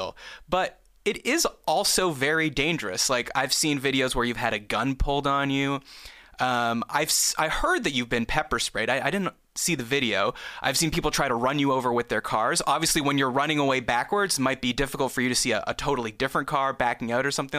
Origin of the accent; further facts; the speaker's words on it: Canada; we're both Canadian